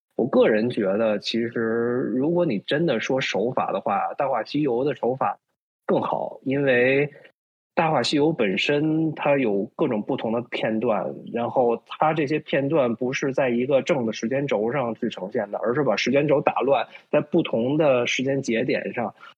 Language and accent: Chinese; China; now in Toronto, Canada; 作为华人来说，作为在中国长大的我们